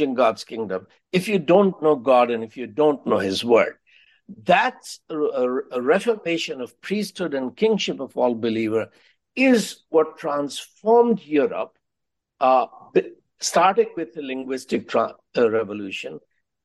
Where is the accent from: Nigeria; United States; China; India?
India; Allahabad, Uttar Pradesh; first language Hindi; English is a second language; Allahabad is my hometown.